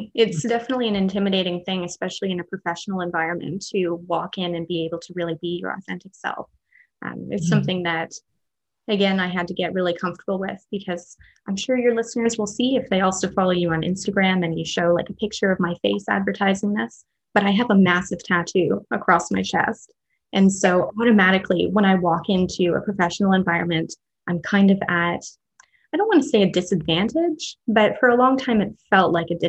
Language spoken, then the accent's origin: English; Canada; I'm also like fifth generation Canadian. So I'm pretty separate from my cultural background at this point. I grew up in a small town, and that's kind of my connection to culture at this point